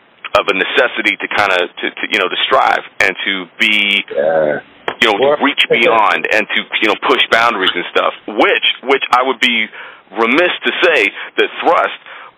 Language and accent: English; Toronto, Ontario, Canada; also born or lived in Oakville, Ontario; I grew up in North Toronto